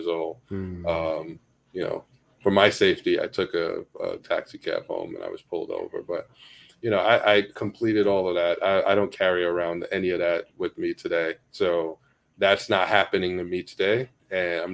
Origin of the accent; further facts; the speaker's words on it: New York City, New York, United States; I grew up in Bed-Stuy